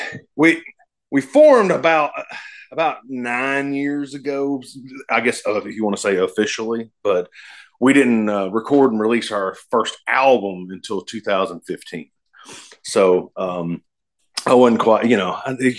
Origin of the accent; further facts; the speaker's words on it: the South, United States; I'm from the South